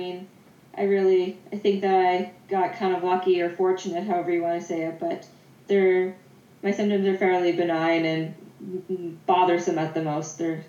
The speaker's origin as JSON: {"language": "English", "region": "Prince Edward Island", "country": "Canada", "tie": "born or raised there", "also_born_or_lived": "Charlottetown", "moved": "as an adult", "lives_now": "Edmonton, Canada", "said": "when I grew up in Prince Edward Island, so I moved into Charlottetown"}